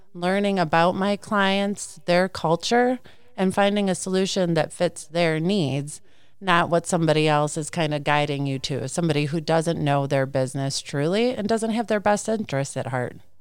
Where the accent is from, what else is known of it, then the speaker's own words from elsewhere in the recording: Clinton, Wisconsin, United States; I'm a farmer's daughter. I grew up in Clinton, Wisconsin.